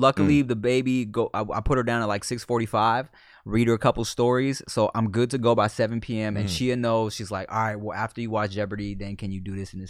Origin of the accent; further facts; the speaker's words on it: Thailand; like when Thai people find out that I'm Thai, they're like mind blown because everyone kind of thinks I'm Filipino.